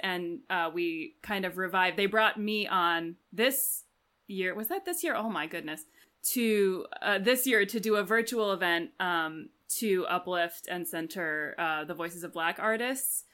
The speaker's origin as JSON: {"language": "English", "town": "Washington", "region": "District of Columbia", "country": "United States", "moved": "yes", "lives_now": "Chicago, United States", "said": "I am from Washington, D C, but I live in Chicago"}